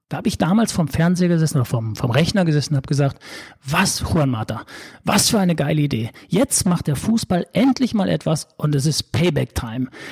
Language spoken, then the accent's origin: German; Sauerland, North Rhine-Westphalia, Germany; now in Hamburg, Germany; ich sage immer so als Sauerländer Junge